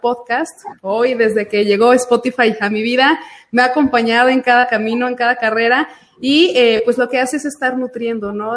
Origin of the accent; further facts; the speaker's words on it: Aguascalientes, Mexico; soy nacida aquí en Aguascalientes, vivo aquí en Aguascalientes